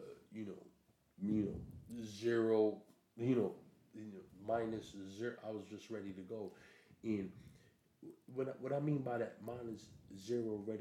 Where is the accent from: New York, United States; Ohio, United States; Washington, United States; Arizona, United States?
New York, United States; New York City; moved away as an adult; now in England; I'm a New Yorker. I'm from, you know, Brooklyn, Flatbush